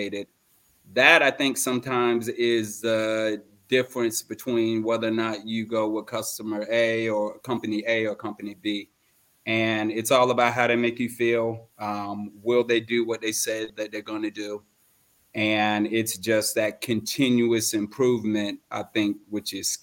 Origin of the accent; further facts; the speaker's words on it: Fort Lauderdale, Florida, United States; I'm originally from Fort Lauderdale, Florida. I was born a premature baby.